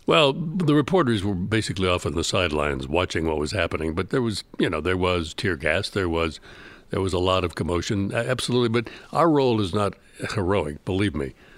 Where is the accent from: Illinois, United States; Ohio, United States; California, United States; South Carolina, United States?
Illinois, United States; Chicago; I was from, I'm from Chicago, and I'd never been really further south than Saint Louis